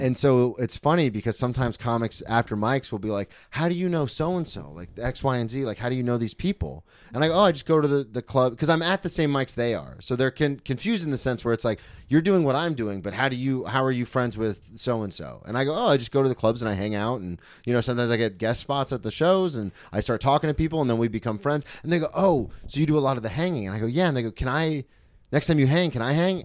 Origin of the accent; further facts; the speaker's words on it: Florida, United States; I grew up in Florida where spring break kinda comes to us